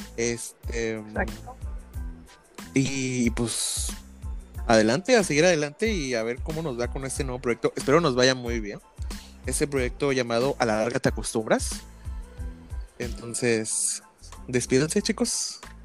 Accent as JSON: {"language": "Spanish", "country": "Mexico", "said": "somos mexicanos y nosotros siempre tenemos que hablar en doble sentido"}